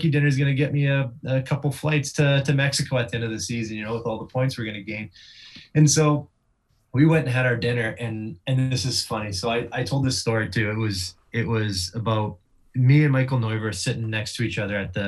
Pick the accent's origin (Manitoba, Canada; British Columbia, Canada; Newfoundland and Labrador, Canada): British Columbia, Canada; Vancouver; Vancouver, my hometown